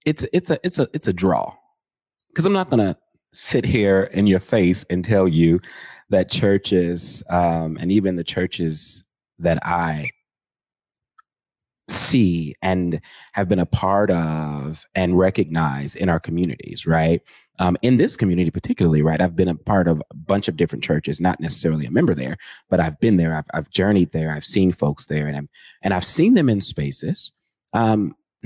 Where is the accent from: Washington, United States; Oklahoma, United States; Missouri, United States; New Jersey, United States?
Washington, United States; Seattle; also born or lived in Montgomery, Alabama; I grew up on Howe Street